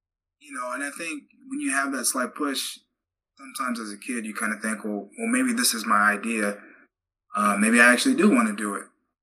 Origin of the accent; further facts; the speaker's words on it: Texas, United States; growing up in Texas, you know, from fourth grade on